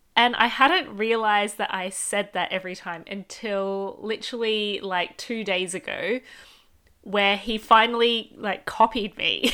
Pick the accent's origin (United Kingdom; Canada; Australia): Australia; I grew up with two parents who speak Cantonese, but I grew up in Australia.